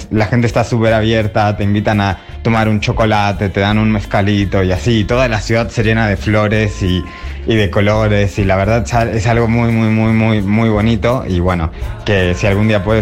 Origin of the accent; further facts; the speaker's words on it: Oaxaca, Mexico; para mí siendo oaxaqueña, lo que se llama el trueque